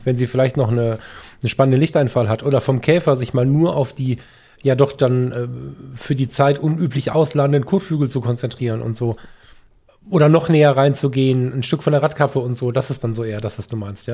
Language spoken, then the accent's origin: German; Düsseldorf, North Rhine-Westphalia, Germany; hier aus meiner Heimat